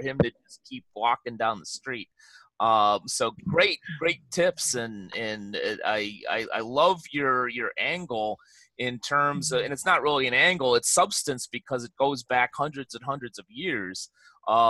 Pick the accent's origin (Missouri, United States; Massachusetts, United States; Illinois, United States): Illinois, United States; Chicago; moved away as an adult; now in Los Angeles County, United States; I grew up in Chicago, lived in Chicago for almost 40 years